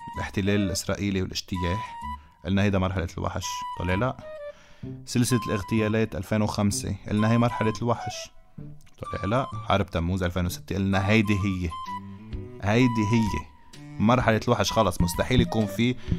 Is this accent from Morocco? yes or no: no; Lebanon; من لبنان